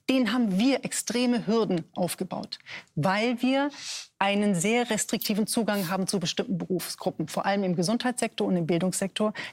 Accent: Syria; German is a second language; now in Germany; Ein, Perso ein polizeiliches Führungszeugnis aus meinem Heimatland. Das heißt, ich muss als Syrer dann dieses Assad-Regime, vor dem ich geflohen bin, das systematisch foltert bis heute, muss ich ein polizeiliches Führungszeugnis beifügen

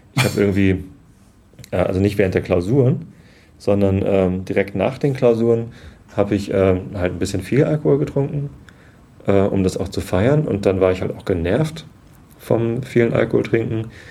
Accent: Wistedt, Lower Saxony, Germany; Ich bin aufgewachsen in Wistedt, Samtgemeinde Tosted.

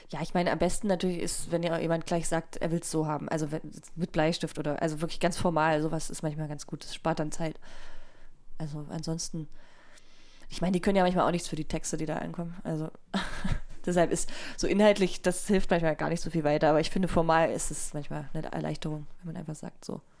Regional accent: Leipzig, Saxony, Germany; ich komme ja aus Sachsen

